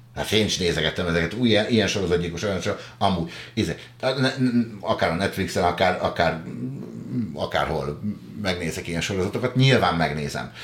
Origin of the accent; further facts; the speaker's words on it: a village near Pest, Hungary; Váfaluban nőttem föl